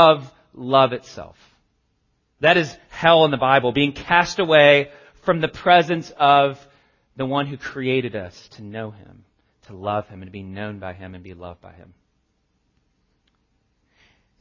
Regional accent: the South, United States; I grew up in, I'm from the South.

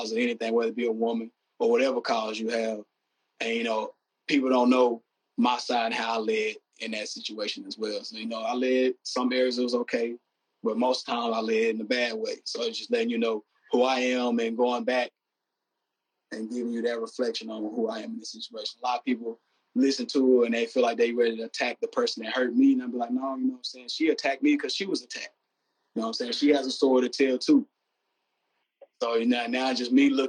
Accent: the South, United States; me being from the South

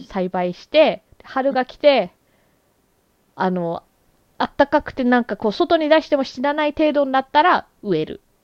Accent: Canada; 私はやっぱりこうカナダで育ってる

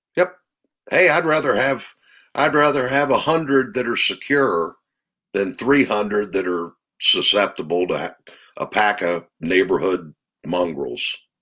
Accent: Maryland, United States; I grew up in Maryland.

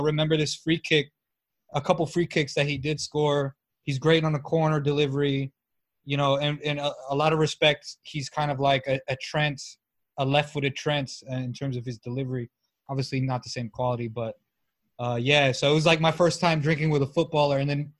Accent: United States; being American is like, we don't know these players

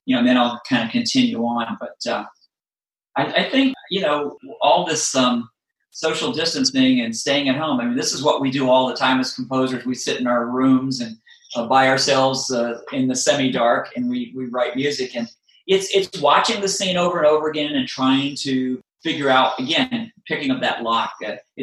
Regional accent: Virginia, United States; I grew up in Virginia

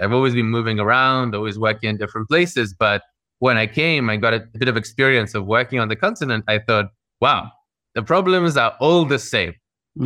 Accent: Moscow, Russia; moved away; also born or lived in London, United Kingdom / New York / Lagos / Singapore; I grew up in Moscow in the Russian Federation, and then I emigrated over with my family over to the UK, to London

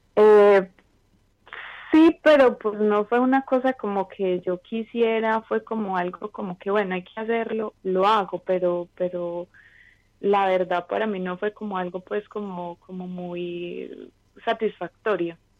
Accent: Medellín, Antioquia, Colombia; moved away as an adult; now in New York, United States; soy de Medellín, pero en este momento estoy viviendo en Nueva York

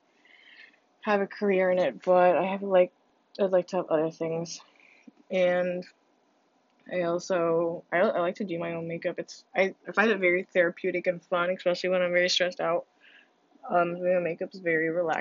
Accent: United States; first language Spanish; English is a second language; also born or lived in Honduras; I came back like late 2000. No, yeah, like late 2008, and then I started my kindergarten year, the next year, obviously, here in America.

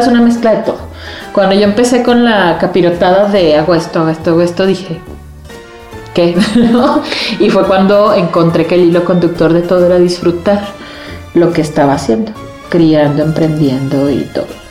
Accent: Xalapa, Veracruz, Mexico; Yo soy de Jalapa

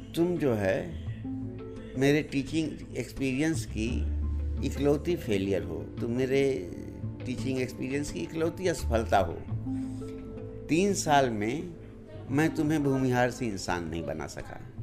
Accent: Sulemapur, Uttar Pradesh, India; moved away as an adult; also born or lived in Allahabad; now in Delhi, India; आजमगढ़ ज़िले में एक रिमोट गांव है सुलेमापुर पहले तो सड़क हमारे यहाँ से छः किलोमीटर दूर थी

